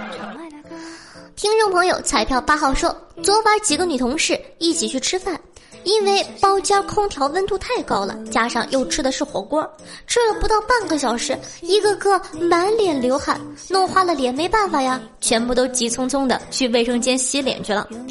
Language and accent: Chinese; Dalian, Liaoning, China; 我是大连人